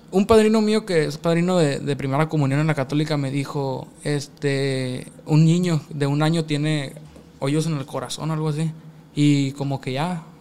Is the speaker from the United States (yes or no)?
yes; United States; born there; pues yo tengo la gracia, gracias a Dios nací allá en Estados Unidos, pues voy y voy, hago la obra allá, ¿me entiendes?